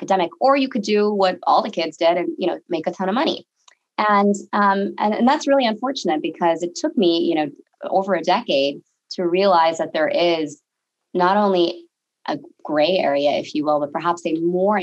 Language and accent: English; Bay Area, California, United States; grew up in the Bay Area